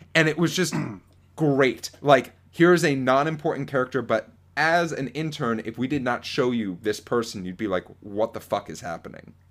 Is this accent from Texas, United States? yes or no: no; Florida, United States; growing up in Florida